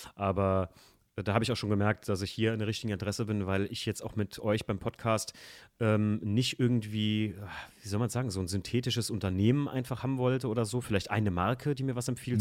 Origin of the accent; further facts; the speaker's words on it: around Koblenz, Rhineland-Palatinate, Germany; bei uns in der Gegend so um Koblenz rum